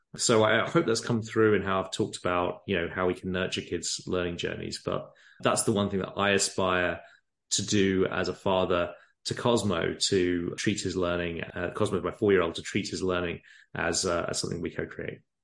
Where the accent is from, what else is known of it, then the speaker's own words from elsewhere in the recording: England, United Kingdom; moved away as an adult; now in San Francisco, United States; I grew up in England, as you can probably tell from the accents